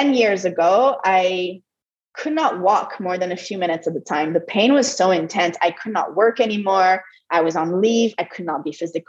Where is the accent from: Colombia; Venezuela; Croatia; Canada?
Canada; Montreal, Quebec; first language French; English is a second language; moved away as an adult; also born or lived in Europe / United States; now in Costa Rica; I'm originally from Montreal and I'm a French Canadian. So English is my second language. French is my first language